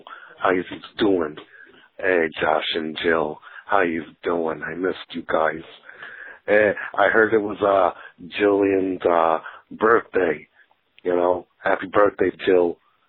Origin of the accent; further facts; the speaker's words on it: Brooklyn, New York, United States; You know, I'm from Brooklyn, New York, and the Penn crisis, you know, it's looking futile.